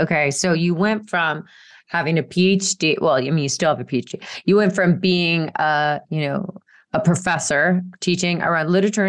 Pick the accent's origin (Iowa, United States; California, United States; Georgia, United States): Georgia, United States; Marietta; moved away as an adult; also born or lived in New York; I grew up in Marietta, Georgia. Ooh. And I flew the coop and I went to New York when I was 18